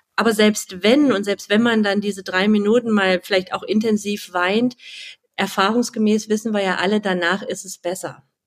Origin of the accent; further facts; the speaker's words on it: Halle, Saxony-Anhalt, Germany; also born or lived in near Leipzig; now in Leipzig, Germany; Ich wohne ganz in der Nähe von Leipzig und ja, bin 39 Jahre alt, gebürtige Hallenserin, deswegen sind wir uns vom Dialekt auch ein bisschen näher